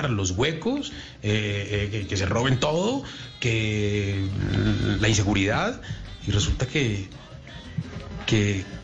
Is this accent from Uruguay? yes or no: yes; Uruguay; now in Colombia; en Colombia vivo mucho tiempo, la gente me quiere, pero yo sigo siendo un extranjero en Colombia, por mi acento, por, mi historia y tal. Pero cuando vuelvo a Uruguay, ya no conozco a nadie, ya no están mis amigos, ya no está mi calle, ya no está mi barrio.